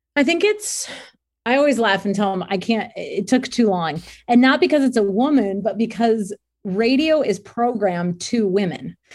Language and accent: English; near Cleveland, Ohio, United States; I grew up near Cleveland